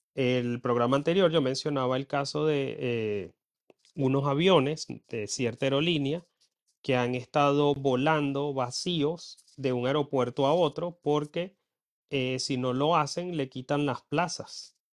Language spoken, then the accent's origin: Spanish; Venezuela; moved away as an adult; now in Ireland; yo en Venezuela recuerdo que me sentía mal porque en mi pueblo no se reciclaba